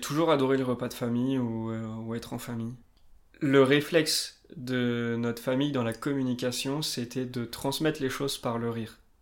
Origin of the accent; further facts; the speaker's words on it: Limousin, Nouvelle-Aquitaine, France; now in Annecy, France; Je viens du Limousin, perdu un petit peu au milieu de la France, dans la diagonale du vide. Maintenant j'habite Annecy